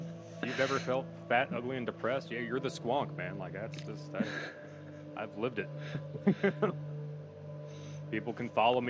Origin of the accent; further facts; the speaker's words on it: Pennsylvania, United States; This is my home state. Only Pennsylvania would make up something this depressing.